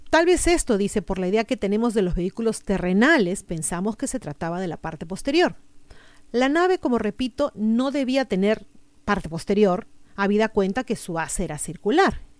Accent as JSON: {"language": "Spanish", "region": "Callao", "country": "Peru", "said": "A título personal, bueno, yo no soy limeña, soy chalaca y no he tenido el gusto de conocer Matucán, espero algún día poder visitar este y otros hermosos lugares que sé que existen en mi país."}